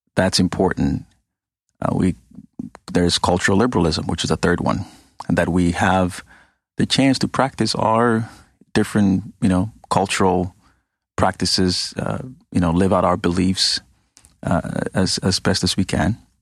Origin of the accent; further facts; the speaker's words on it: Ghana; moved away; I grew up in Ghana, West Africa.